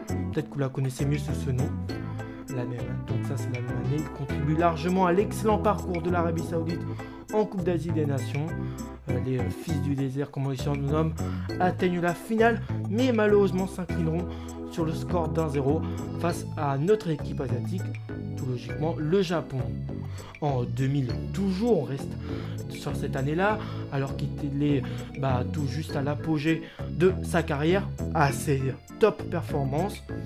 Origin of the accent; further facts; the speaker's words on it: France; chez nous en France